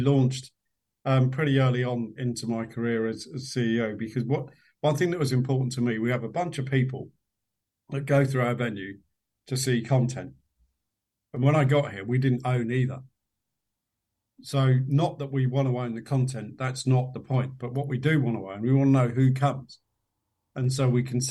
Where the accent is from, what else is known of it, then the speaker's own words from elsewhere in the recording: London, United Kingdom; We lived in a part of West London. I was born in West London.